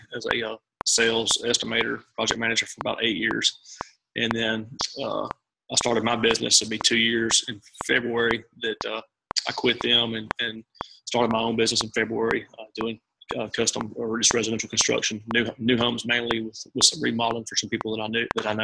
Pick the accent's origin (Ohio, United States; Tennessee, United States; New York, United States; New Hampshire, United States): Tennessee, United States; Memphis; moved away; also born or lived in Northeast Mississippi; Born and raised in Memphis